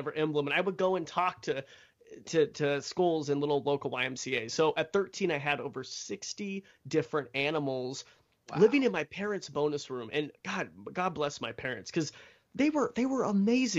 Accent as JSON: {"language": "English", "region": "Idaho", "country": "United States", "tie": "born or raised there", "said": "I grew up in Roby Creek, Idaho, which is just in the middle of nowhere."}